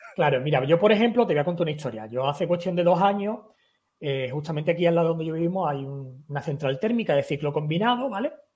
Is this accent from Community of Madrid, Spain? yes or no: no; Algeciras, Andalusia, Spain; yo soy de Algeciras